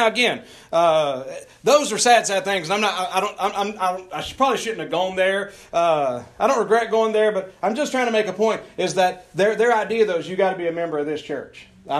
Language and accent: English; North Carolina, United States; I'm fresh from North Carolina here.